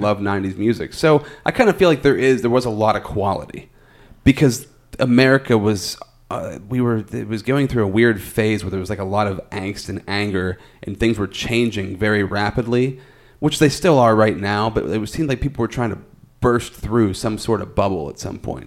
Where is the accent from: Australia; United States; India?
United States; Altoona, Pennsylvania; I'm from Altoona, and that's kind of what Altoona has always been